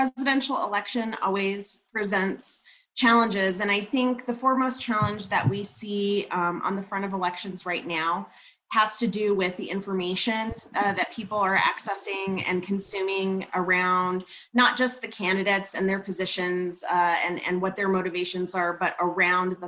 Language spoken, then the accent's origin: English; Albuquerque, New Mexico, United States; I moved to New Mexico, to Albuquerque, when I was about 3 years old and grew up there